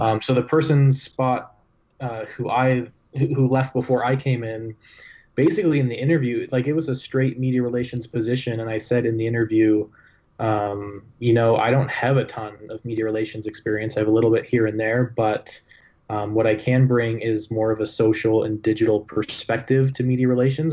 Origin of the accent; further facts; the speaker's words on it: Toronto, Ontario, Canada; now in Utah, United States; I, I grew up in Toronto